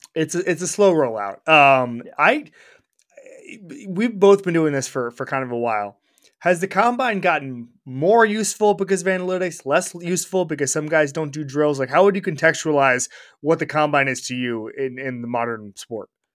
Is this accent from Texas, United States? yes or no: no; Orlando, Florida, United States; moved away; my hometown of Orlando, Florida